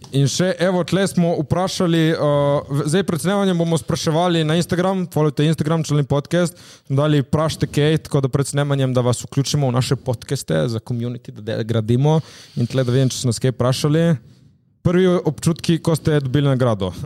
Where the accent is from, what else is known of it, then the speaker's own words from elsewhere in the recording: Slovenia; smo iz Slovenije